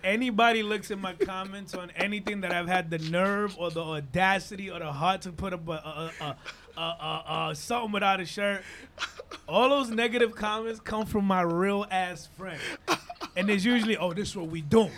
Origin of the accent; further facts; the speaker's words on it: Dominican Republic; English is a second language; also born or lived in Harlem, New York / Inwood, New York / Washington Heights, New York; now in New York, United States; I come from Dominican Republic, born yeah. and raised, and in Dominican Republic